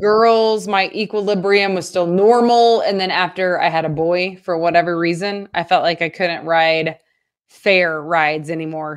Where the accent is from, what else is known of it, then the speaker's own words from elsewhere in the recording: Oklahoma, United States; moved away; I grew up in Oklahoma